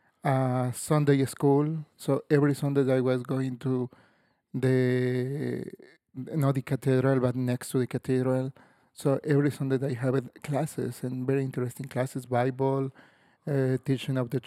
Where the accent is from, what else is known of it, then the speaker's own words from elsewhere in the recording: Tlaxcala, Mexico; English is a second language; moved away as an adult; also born or lived in Querétaro, Mexico / Guadalajara, Mexico; now in Stillwater, United States; I grew up in Tlaxcala, that is the smallest state in Mexico, southeast part of Mexico City.